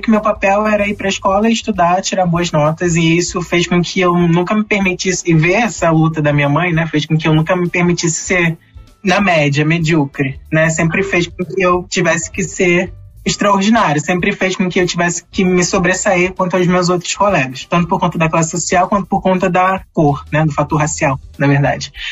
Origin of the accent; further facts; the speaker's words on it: Rio de Janeiro, Brazil; also born or lived in Piauí; Então, eu nasci no Piauí, minha mãe veio de lá, lá do Nordeste, para o Rio de Janeiro.